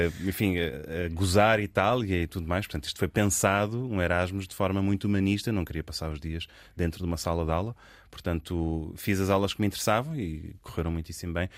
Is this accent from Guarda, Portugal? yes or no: no; Lisbon, Portugal; nasci num, num meio privilegiado em Lisboa